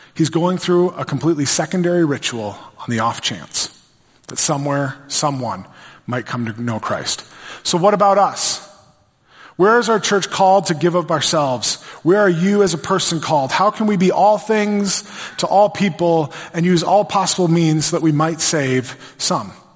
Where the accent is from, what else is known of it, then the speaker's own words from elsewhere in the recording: Brainerd, Minnesota, United States; I grew up in Brainerd.